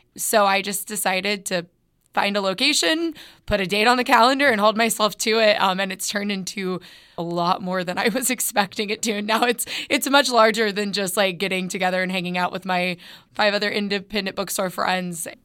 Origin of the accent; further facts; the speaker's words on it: Northwest Arkansas, United States; I am born and raised in Northwest Arkansas